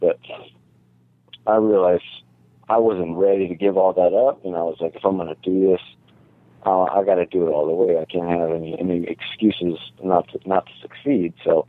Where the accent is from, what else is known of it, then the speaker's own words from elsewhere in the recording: Las Vegas, Nevada, United States; you don't really think about the Vegas side of it until you're a little bit older. I mean, outside the Strip, Vegas is the same as any other place